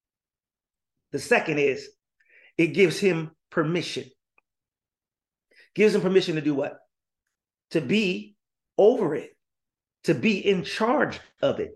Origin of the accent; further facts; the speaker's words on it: Gary, Indiana, United States; now in San Jose, United States; I'm from Gary, Indiana, born and raised.